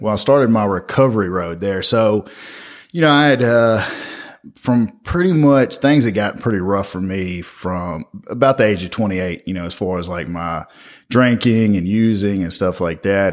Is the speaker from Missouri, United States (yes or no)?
no; Memphis, Tennessee, United States; I grew up in Orange Mound as a little kid